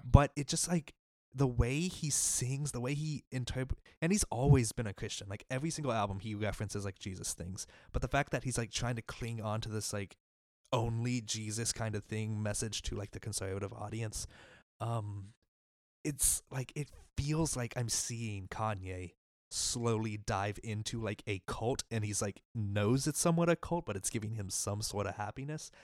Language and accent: English; Mississippi, United States; my home state of Mississippi